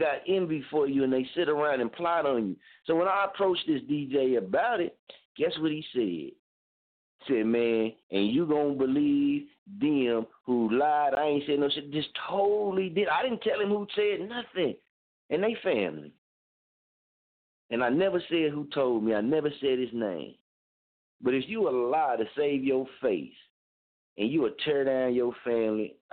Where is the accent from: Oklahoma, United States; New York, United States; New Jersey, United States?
Oklahoma, United States; Muskogee; moved away; I'm from there. I'm born and raised there